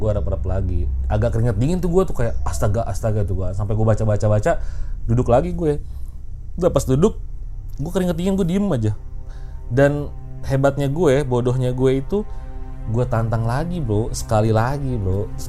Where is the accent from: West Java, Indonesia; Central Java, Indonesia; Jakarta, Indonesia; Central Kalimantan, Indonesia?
West Java, Indonesia; Garut; gue pernah ngalamin sekali itu di kampung gue ya, di Garut padahal lagi lebaran